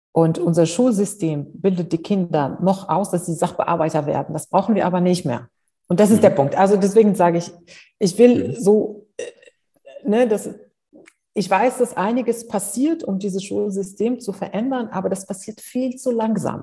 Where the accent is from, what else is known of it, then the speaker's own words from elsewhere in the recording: Morocco; moved away as an adult; also born or lived in Spain / United States; now in Germany; Ich bin in Afrika aufgewachsen, ich bin in Marokko aufgewachsen, ich habe in Spanien studiert